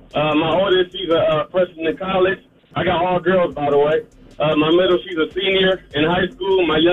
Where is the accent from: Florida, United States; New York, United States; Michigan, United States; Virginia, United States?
Michigan, United States; Detroit; now in Georgia, United States; I live in Georgia, but I'm from Detroit, so, you know, I still got to represent.